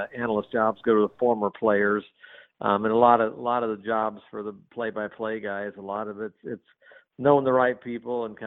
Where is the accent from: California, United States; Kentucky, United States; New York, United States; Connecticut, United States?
California, United States; Southern; I grew up in Southern California, huge Laker fan